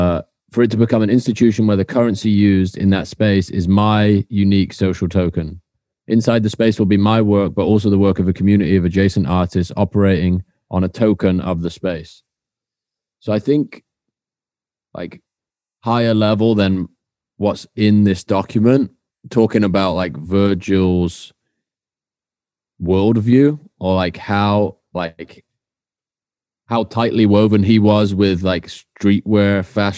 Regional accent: Swindon, South West England, United Kingdom

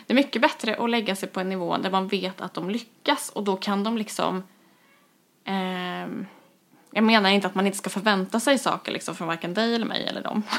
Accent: Kristinehamn, Värmland, Sweden; moved away; när jag flyttade tillbaka till Kristinehamn Eh, som är min barndoms, eh, vad ska man säga, min hemstad.

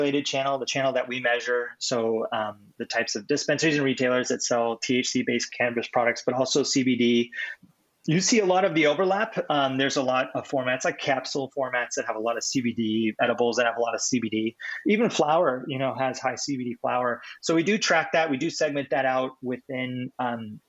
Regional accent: California, United States; now in Seattle, United States; I'm from California. I'm up here in Seattle now. I've been here for a number of years

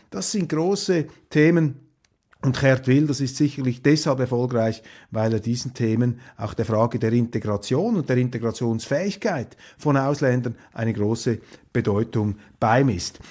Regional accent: Switzerland; als Schweizer

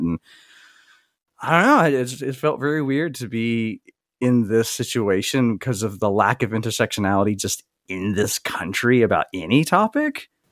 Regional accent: the South, United States; I grew up in the South in a very racially diverse area

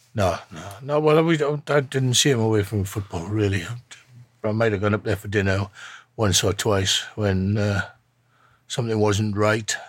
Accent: Shropshire, West Midlands, United Kingdom; moved away; I'm from Shropshire

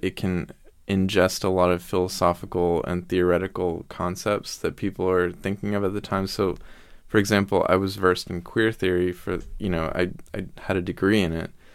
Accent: the Bible Belt, United States; we're from the Bible Belt, which is You know, there's a church on every corner

